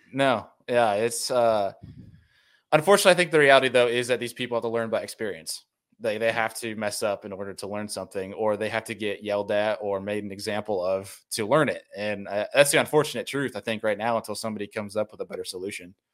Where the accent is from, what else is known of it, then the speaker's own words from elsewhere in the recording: Rochester, New York, United States; moved away as an adult; also born or lived in Finger Lakes, New York; now in Buffalo, United States; I grew up in Rochester, New York